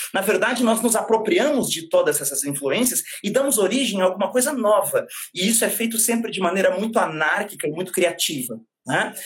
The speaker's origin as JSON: {"language": "Portuguese", "country": "Brazil", "said": "somos nós brasileiros"}